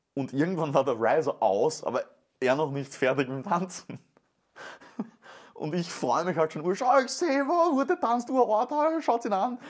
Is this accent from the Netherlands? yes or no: yes; Venlo, Limburg, Netherlands; moved away; Da muss ich zurück in meine Heimat